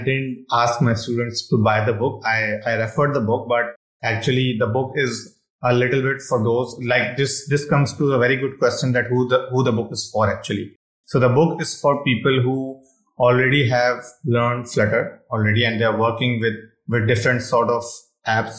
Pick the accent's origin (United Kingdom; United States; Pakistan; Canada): Pakistan; English is a second language; I'm from Pakistan.